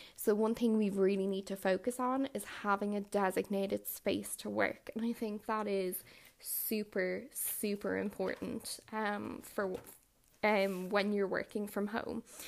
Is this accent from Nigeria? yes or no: no; Ireland; I hail from Ireland.